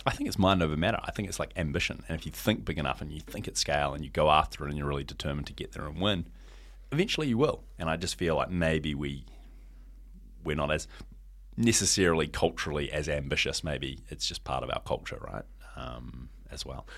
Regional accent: New Zealand; now in Hong Kong; I came home from Hong Kong to New Zealand

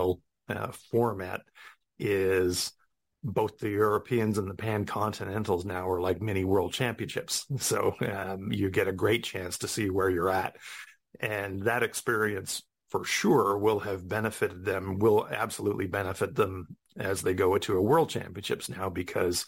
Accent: New Zealand; being a New Zealander myself

